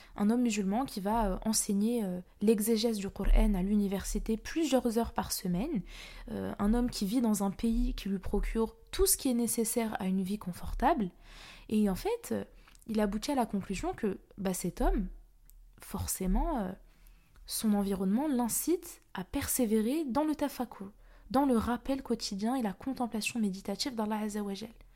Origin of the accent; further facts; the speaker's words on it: Paris, Île-de-France, France; moi-même je suis parisienne